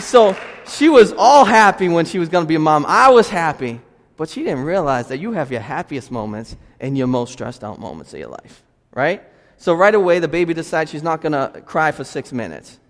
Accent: Lynn, Massachusetts, United States; also born or lived in Boston; I'm from Lynn

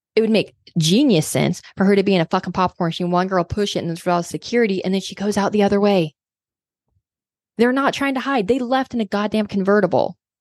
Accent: Kansas, United States; now in Arkansas, United States; I grew up in Kansas

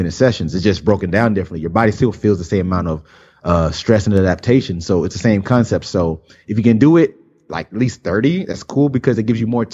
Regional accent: South Florida, United States; I've lived in South Florida my whole life

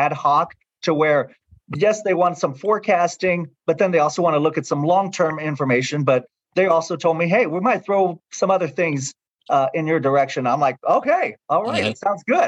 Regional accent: San Antonio, Texas, United States; moved away as an adult; also born or lived in Oklahoma City / Tyler, Texas / Victoria, Texas; San Antonio is home for me. This is my hometown. This is where I grew up

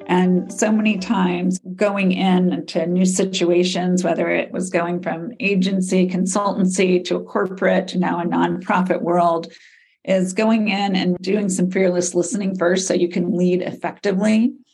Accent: the South, United States; Growing up in the South as a Southern woman

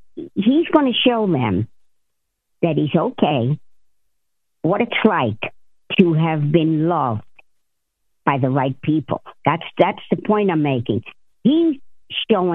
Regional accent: Jersey City, New Jersey, United States; I was born and raised in Jersey City. I grew up with a bunch of wise guys

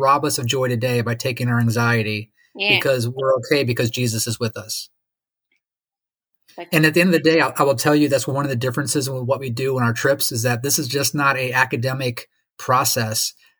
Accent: Lake Michigan, United States; where I grew up on Lake Michigan, where it's 50 miles across. You can't even see Chicago, except for maybe the top of the Sears Tower on a clear day.

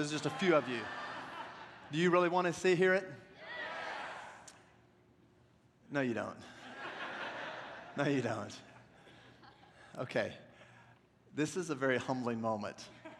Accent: the South, United States; accent: southern; I have a lot more of my southern accent, too, back then.

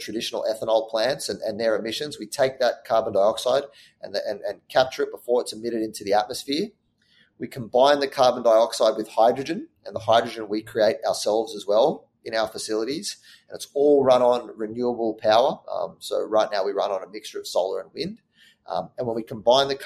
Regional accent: Sydney, New South Wales, Australia; moved away as an adult; now in New York, United States; I grew up in Australia. I'm from Sydney, Australia

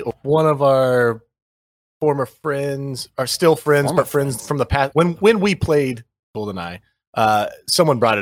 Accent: Kansas, United States; our time growing up in Kansas

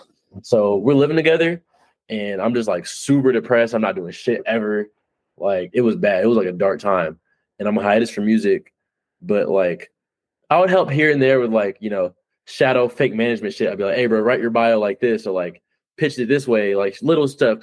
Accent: California, United States; now in Los Angeles, United States; He's coming from Jersey. I'm coming from Northern California.

